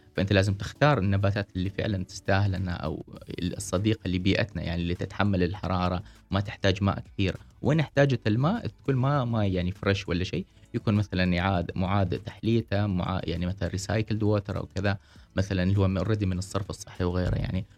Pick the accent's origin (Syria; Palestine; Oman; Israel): Oman; عندنا في عمان، في دول الخليج